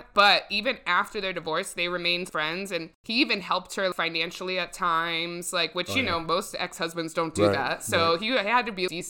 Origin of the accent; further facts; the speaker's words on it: Columbus, Ohio, United States; I grew up in Columbus, Ohio, graduated from Westerville South in 2000.